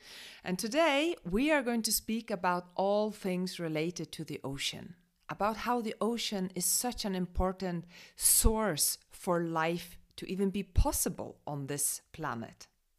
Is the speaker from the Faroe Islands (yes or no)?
yes; Faroe Islands; me growing up in the Faroe Islands by the sea and then working on a fishing boat and then sailing with my own boat around the world for 3 years